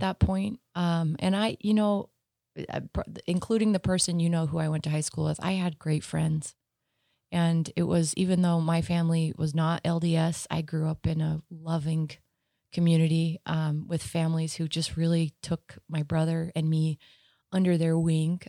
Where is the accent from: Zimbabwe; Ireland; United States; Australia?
United States; Sandy, Utah; also born or lived in Arizona; I grew up in Sandy.